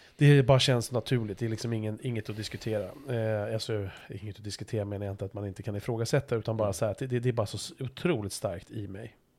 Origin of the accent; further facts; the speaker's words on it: Stockholm, Stockholm County, Sweden; jag är ju liksom född stockholmare